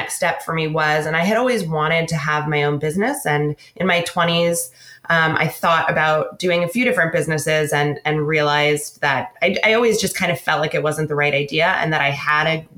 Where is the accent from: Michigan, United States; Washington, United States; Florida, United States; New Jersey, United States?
Washington, United States; Seattle; also born or lived in San Francisco / London / New York; now in San Luis Obispo, United States; I grew up mostly on the West Coast in Seattle, went to school in California